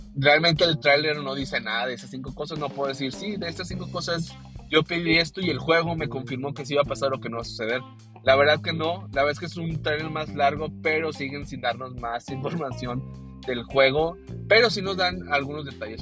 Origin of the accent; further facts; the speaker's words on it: Monterrey, Nuevo León, Mexico; Yo me acuerdo mucho de niño que iba a una juguetería este, en una de las eh, plazas aquí en Monterrey.